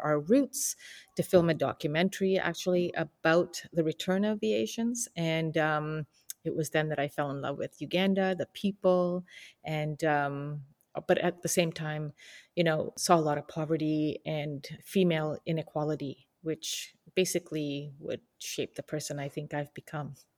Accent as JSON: {"language": "English", "country": "Canada", "tie": "born or raised there", "said": "we grew up in Canada with all these opportunities"}